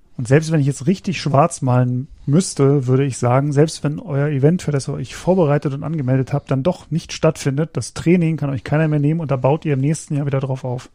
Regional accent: Berlin, Germany; moved away as an adult; now in Frankfurt, Germany; in meine Heimat also nach meiner äh, Heimatstadt Berlin

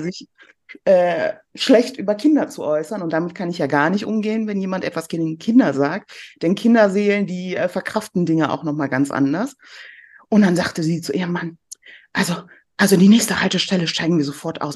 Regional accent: near Cologne, North Rhine-Westphalia, Germany; also born or lived in Iran (south); ich bin dann in der Nähe von Köln aufgewachsen und äh, bin im Herzen auch immer ein kölsches Mädchen.

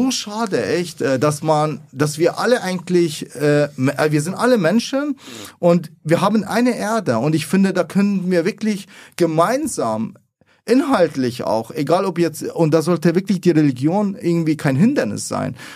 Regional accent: Iraq; born there; also ich bin gebürtig aus Irak und die meisten sind eben Moslem.

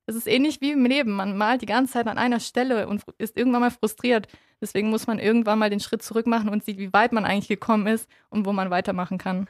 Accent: Tuttlingen, Baden-Württemberg, Germany; also born or lived in Kyrgyzstan; geboren bin ich in Kirgistan und bin im Alter von zwei Jahren nach Deutschland gekommen mit meinen Eltern und meinem Bruder. Bin auch den größten Teil meiner Jugend aufgewachsen in Tuttlingen

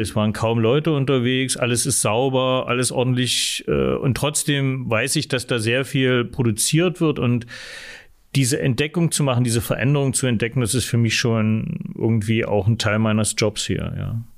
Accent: Halle, Saxony-Anhalt, Germany; moved away as an adult; also born or lived in Leipzig / Dresden / Berlin; now in Magdeburg, Germany; ich bin in Halle geboren, 1965, dort aufgewachsen

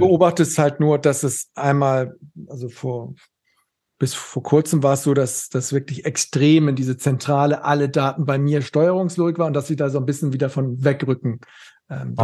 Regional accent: Schleswig-Holstein, Germany; ich komme äh, aus Schleswig-Holstein

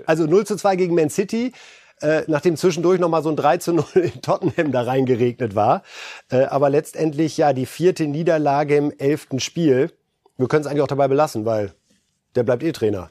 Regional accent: Germany; als Deutsche

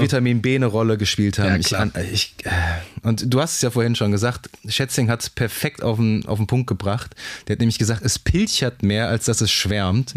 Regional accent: Germany; so als Deutscher

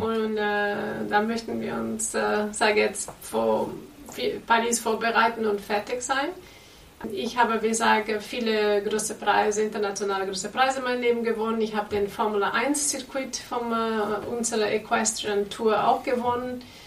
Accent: Brazil; German is a second language; also born or lived in Portugal; now in Germany; lebe in Deutschland, bin ich in Brasilien geboren

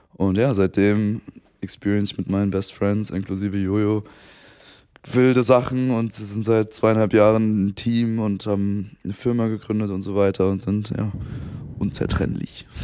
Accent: Frankfurt, Hesse, Germany; ich komme aus Frankfurt

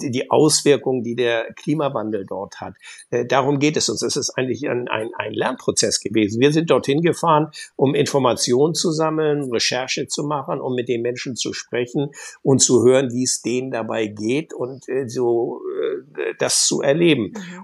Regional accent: Germany; ich bin an der Nordsee groß geworden, überwiegend

